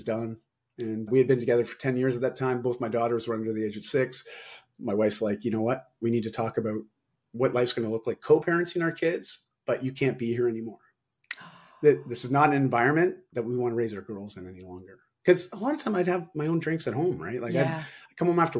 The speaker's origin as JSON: {"language": "English", "town": "Toronto", "region": "Ontario", "country": "Canada", "tie": "born or raised there", "also_born_or_lived": "Vancouver, Canada", "moved": "as an adult", "said": "I moved from Toronto to Vancouver, so all across Canada, because I wanted a fresh start at 18."}